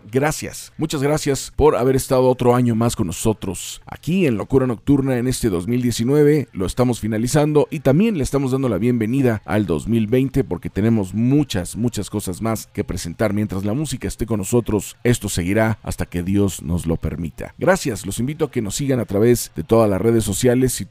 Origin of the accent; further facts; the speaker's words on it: Aguascalientes, Mexico; Todos conocemos los que somos de Aguascalientes